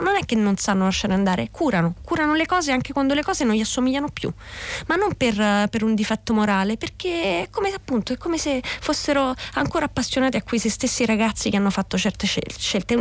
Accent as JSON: {"language": "Italian", "town": "Scauri", "region": "Lazio", "country": "Italy", "said": "io sono di Scauri"}